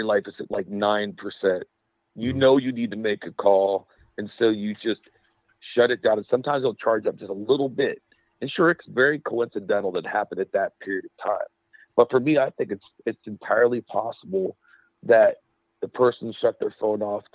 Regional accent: Pittsburgh, Pennsylvania, United States; moved away; originally I'm from Pennsylvania. I'm from Pittsburgh

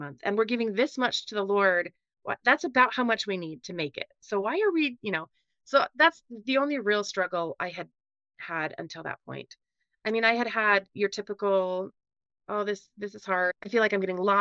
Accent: West Valley City, Utah, United States; also born or lived in Logan, Utah / Iowa; I grew up in West Valley. That's in Utah

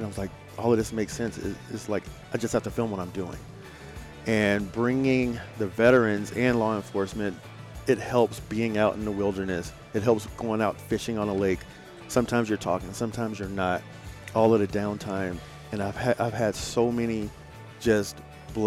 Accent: Alabama, United States; moved away as an adult; also born or lived in Northwest United States / Hollywood; I'm originally from Alabama, and the way we grew up was we either hunted it or grew it

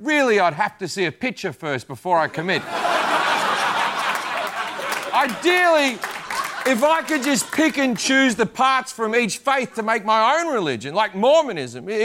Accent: Australia; I'm Australian

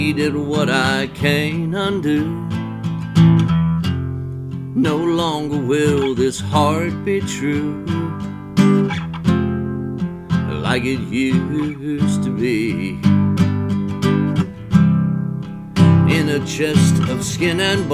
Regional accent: Alabama, United States; born or raised there; accent: Alabama; moved away as an adult; also born or lived in Chicago / Atlanta; now in Nashville, United States

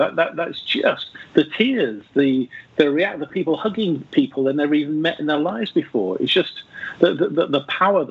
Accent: Northampton, East Midlands, United Kingdom; when we were small boys, we growing up in Northampton, we lived next door but one to each other

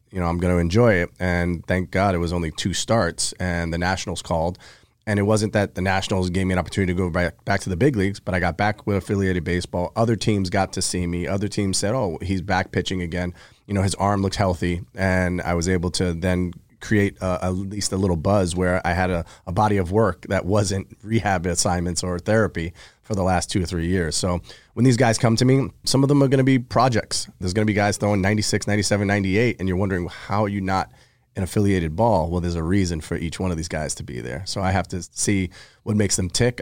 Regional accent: New York, United States; growing up in New York

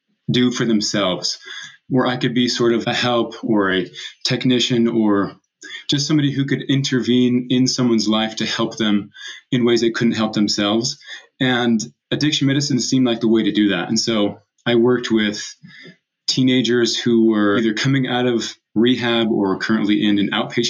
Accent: San Diego, California, United States; moved away as an adult; also born or lived in Provo, Utah / Mozambique; now in Utah, United States; I grew up in San Diego and surfed as much as I could throughout those years.

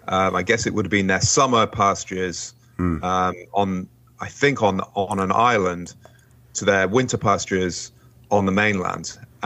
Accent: England, United Kingdom; also born or lived in Portsmouth; now in United States; I was born in Britain, in United Kingdom. So I was born in Portsmouth, which is south of England, a naval port

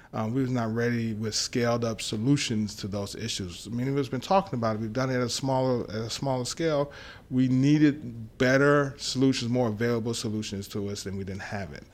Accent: Dallas, Texas, United States; also born or lived in Long Island, New York; we moved to Dallas, Texas, uh, when I was, uh, five, and I spent most of my time growing up in Dallas

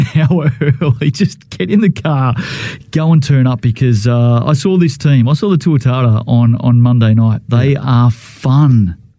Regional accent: Melbourne, Victoria, Australia; now in Wellington, New Zealand; I come from Melbourne.

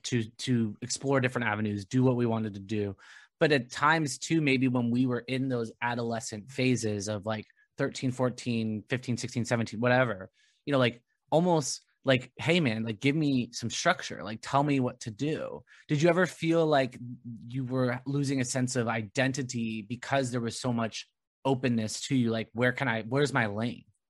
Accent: Rancho Santa Margarita, California, United States; I grew up in Rancho Santa Margarita

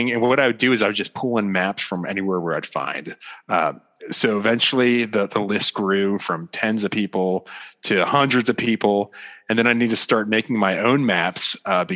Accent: Florida, United States; moved away as an adult; also born or lived in Washington, D.C.; now in Dallas, United States; I'm from Florida. So I was born and raised in the great state of Florida

